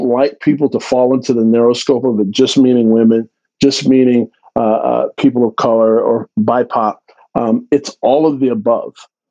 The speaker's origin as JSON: {"language": "English", "region": "Texas", "country": "United States", "tie": "born or raised there", "moved": "yes", "lives_now": "Central Florida, United States", "said": "I grew up in Texas. I grew up in an underserved community in Texas."}